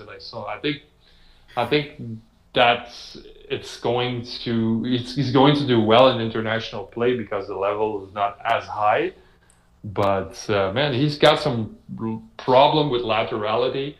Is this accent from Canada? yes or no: yes; Montreal, Quebec, Canada; I'm from Montreal